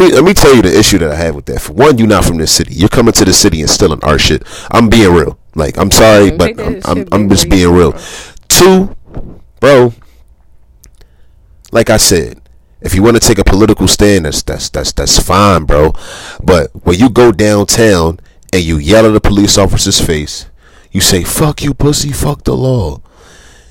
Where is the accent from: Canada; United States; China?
United States; Philadelphia, Pennsylvania; I'm from South Philly